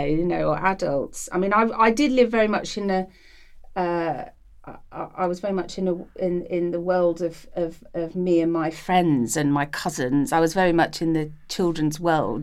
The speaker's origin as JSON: {"language": "English", "town": "Colchester", "region": "East of England", "country": "United Kingdom", "tie": "born or raised there", "also_born_or_lived": "London", "said": "moved to Essex. And I loved it being in the countryside"}